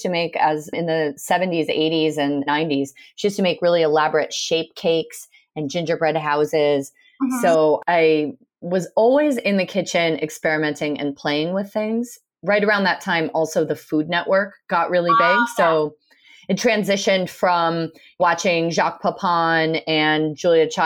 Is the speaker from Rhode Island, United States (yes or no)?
yes; Rhode Island, United States; I grew up in Rhode Island